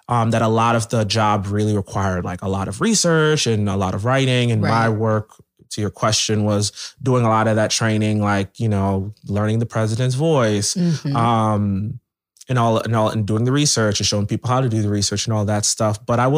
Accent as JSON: {"language": "English", "town": "Camden", "region": "New Jersey", "country": "United States", "tie": "born there", "said": "oh, I was born in Camden. Like, I'm like, I done seen stuff."}